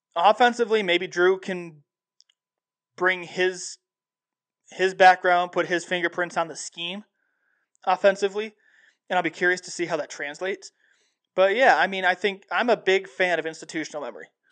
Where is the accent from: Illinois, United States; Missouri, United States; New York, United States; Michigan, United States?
Illinois, United States; Dwight; my hometown of Dwight